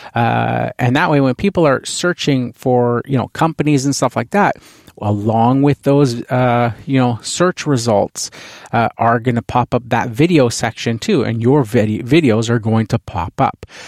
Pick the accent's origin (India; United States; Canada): Canada; being Canadian here, uh, hockey is a huge, uh, the N H L team here is the, the, um, Vancouver Canucks